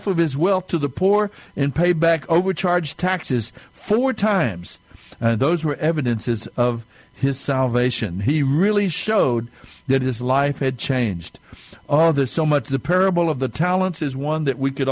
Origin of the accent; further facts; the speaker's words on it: southern New Mexico, United States; being Native American, a Mescalero Apache from the Apache tribe down in southern New Mexico